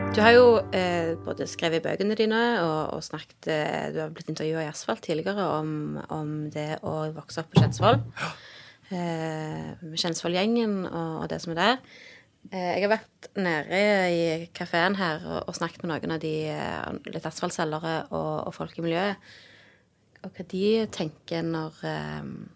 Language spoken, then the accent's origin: Norwegian; Stavanger, Rogaland, Norway; jeg vokste opp i Bekkefaret